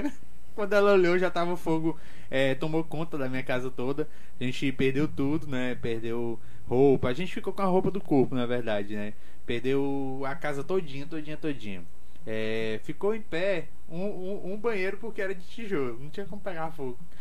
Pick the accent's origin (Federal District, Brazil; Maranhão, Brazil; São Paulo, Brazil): Maranhão, Brazil; Açailândia; also born or lived in Brasília; nascido aqui em Açailândia mesmo, sou açailandense, raiz.